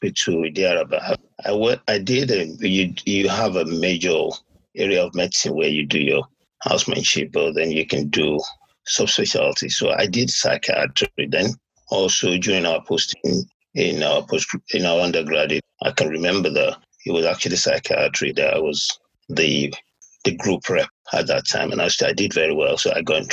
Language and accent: English; Ogun State, Nigeria; moved away as an adult; also born or lived in Ibadan, Nigeria / Lagos, Nigeria; now in United Kingdom; I'm a Nigerian from Ogun State, and I actually studied in Nigeria before I came to the United Kingdom to do my postgraduate.